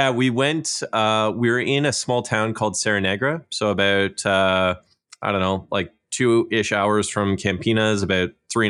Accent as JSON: {"language": "English", "country": "Canada", "said": "I am Canadian."}